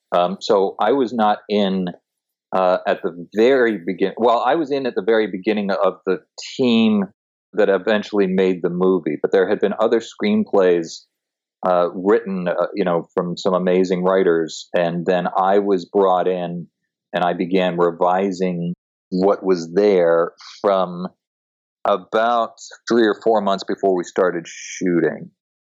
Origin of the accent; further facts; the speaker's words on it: Toronto, Ontario, Canada; moved away as an adult; now in Los Angeles, United States; No, I moved here when I was 20 from Toronto, Canada, to be an actor.